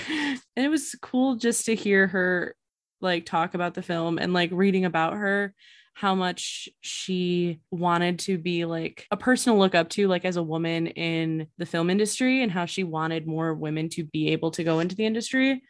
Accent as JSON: {"language": "English", "region": "Illinois", "country": "United States", "said": "we are from Illinois"}